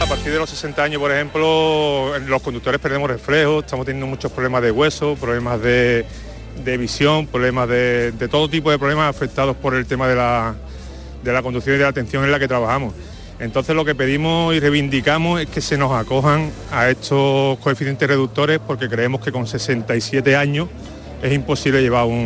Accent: Andalusia, Spain; no me interesa ninguna eh, cosa que sea ajena a mi tierra. Y por tanto, todo lo demás no me importa. Lo que me importa es trabajar por Andalucía y por los andaluces

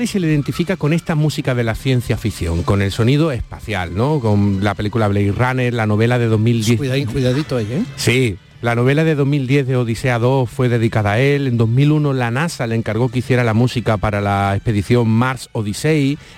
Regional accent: Andalusia, Spain; accent: Andalusian; Sex, sí, es que perdona por mi acento andaluz, pero me, como las X, la S

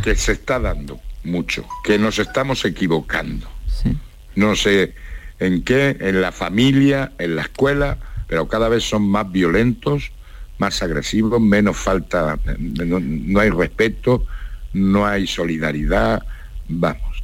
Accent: Spain; Soy español

